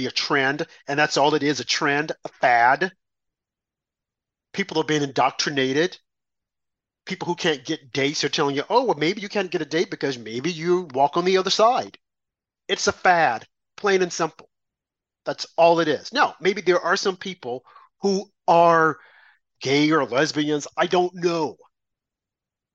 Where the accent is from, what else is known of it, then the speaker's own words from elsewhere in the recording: Arkansas, United States; I'm from Arkansas.